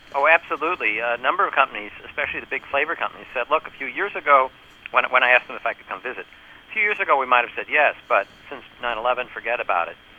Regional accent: New York, United States; I'm from New York

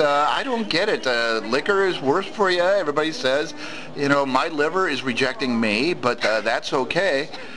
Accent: Milwaukee, Wisconsin, United States; moved away; I grew up in Milwaukee

